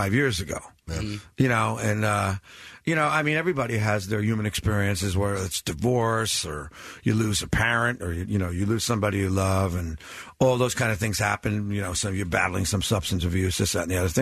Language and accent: English; New Jersey, United States; born or raised there